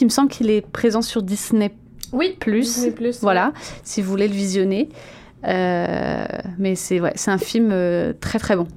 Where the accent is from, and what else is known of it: France; moved away